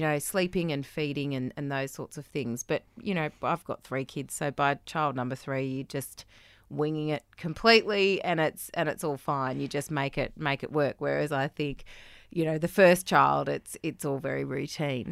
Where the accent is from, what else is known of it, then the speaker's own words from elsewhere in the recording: Australia; moved away; I felt as an Australian